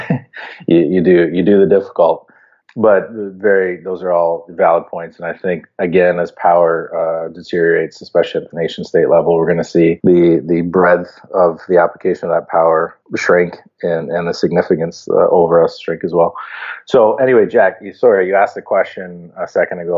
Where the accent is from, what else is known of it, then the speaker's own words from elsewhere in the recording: Canada; as a Canadian